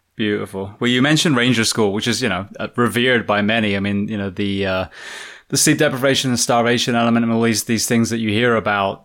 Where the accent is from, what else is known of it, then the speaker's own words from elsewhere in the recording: England, United Kingdom; I'm a fireman from England.